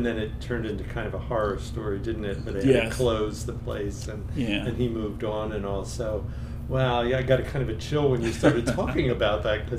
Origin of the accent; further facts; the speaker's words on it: Philadelphia, Pennsylvania, United States; I grew up in Philly.